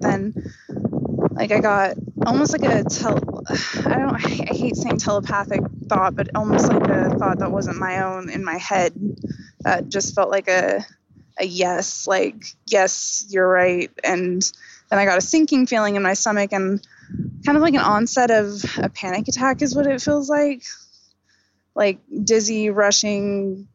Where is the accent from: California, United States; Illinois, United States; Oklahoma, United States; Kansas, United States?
Oklahoma, United States; I was born and raised in Oklahoma, you know, little city, just tiny little neighborhood